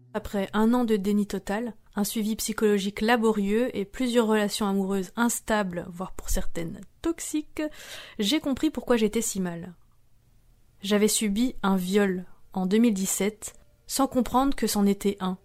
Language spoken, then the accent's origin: French; Bourgogne-Franche-Comté, France; also born or lived in Vietnam; À seulement six jours, j'ai été adoptée par un couple marié franc-comtois